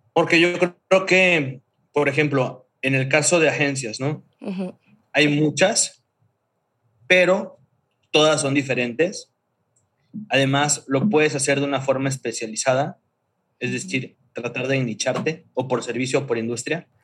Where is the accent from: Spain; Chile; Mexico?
Mexico; Tuxtla Gutiérrez, Chiapas; moved away as an adult; also born or lived in Mérida; soy originario de Chiapas, de Tuxtla Gutiérrez, Chiapas